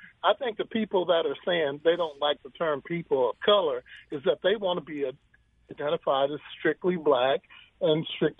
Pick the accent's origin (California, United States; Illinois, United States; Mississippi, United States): Illinois, United States; Chicago; now in St. Louis, United States; I remember as a young kid growing up in Chicago